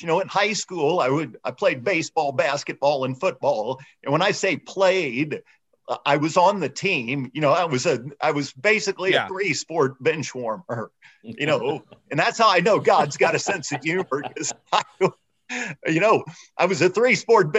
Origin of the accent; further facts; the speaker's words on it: St. Charles, Missouri, United States; I grew up in St. Charles, Missouri, just outside of St. Louis